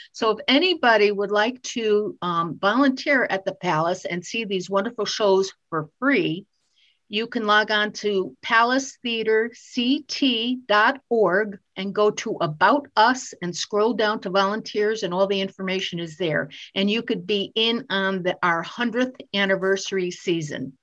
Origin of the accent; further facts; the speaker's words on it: Waterbury, Connecticut, United States; I I grew up in Waterbury